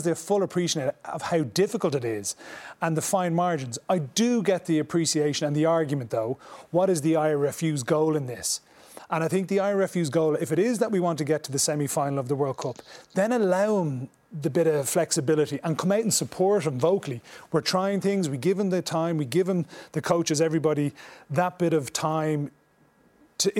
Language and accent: English; Ireland; as Irish people